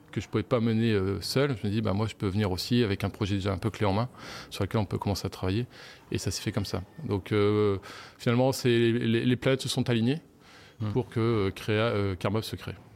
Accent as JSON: {"language": "French", "town": "Lille", "region": "Hauts-de-France", "country": "France", "moved": "yes", "said": "je suis de, je suis de, de Lille, des environs de Lille."}